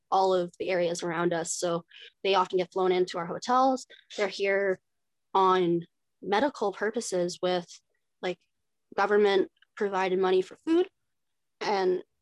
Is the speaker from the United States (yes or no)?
no; Winnipeg, Manitoba, Canada; now in Thunder Bay, Canada; We all live together here in Thunder Bay. We're from Winnipeg.